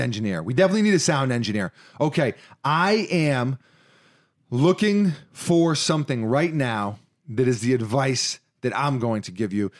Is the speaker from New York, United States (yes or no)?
yes; New York, United States; in my D N A as a New Yorker